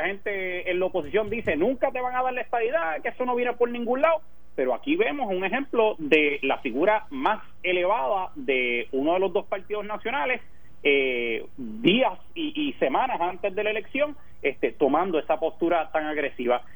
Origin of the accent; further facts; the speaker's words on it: Puerto Rico; moved away as an adult; also born or lived in Chicago; now in Washington, D.C., United States; nací y crecí en Puerto Rico